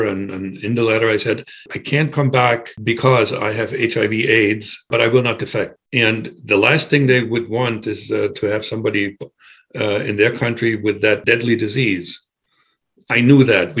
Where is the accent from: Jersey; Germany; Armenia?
Germany; moved away as an adult; now in United States; I was growing up in Germany